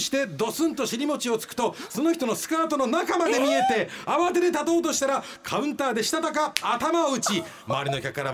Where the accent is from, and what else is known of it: Kumamoto, Japan